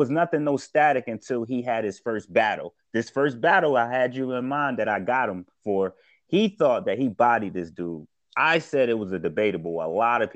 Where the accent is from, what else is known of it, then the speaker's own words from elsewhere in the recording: Syracuse, New York, United States; also born or lived in Atlanta, Georgia; I was born actually in Atlanta, and then I moved to Syracuse. And then when I moved to Syracuse, it was on the west side of Syracuse